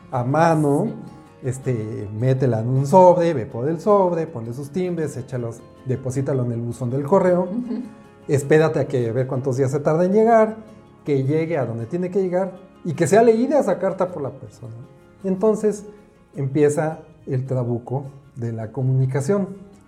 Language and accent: Spanish; Mexico City, Mexico; yo soy de la Ciudad de México